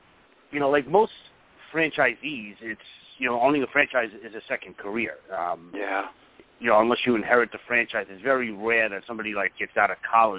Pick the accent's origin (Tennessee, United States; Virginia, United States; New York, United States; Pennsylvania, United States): New York, United States; Brooklyn; now in Long Island, United States; Well, I was going to say Long Island, but, you know. I was born and raised